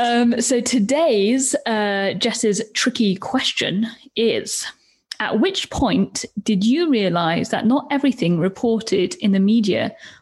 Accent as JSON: {"language": "English", "country": "Turkey", "tie": "born or raised there", "moved": "yes", "said": "I think it's changed a lot over the years as well since I've left. But I remember growing up in Turkey, and my mom and dad used to read, you know, BBC News a lot."}